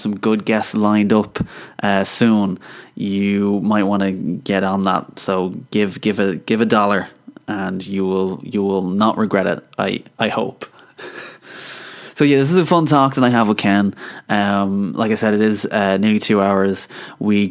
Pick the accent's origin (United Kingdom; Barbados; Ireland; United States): Ireland; I'm Irish